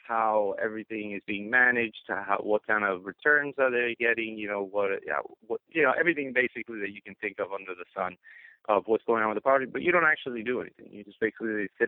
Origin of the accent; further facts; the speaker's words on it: Miami, Florida, United States; now in New York, United States; I'm actually originally from Miami, moved up to New York